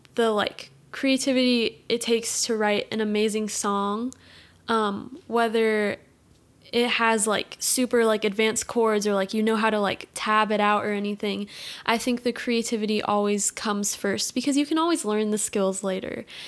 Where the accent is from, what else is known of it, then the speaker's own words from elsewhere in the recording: Portland, United States; I grew up here, Portland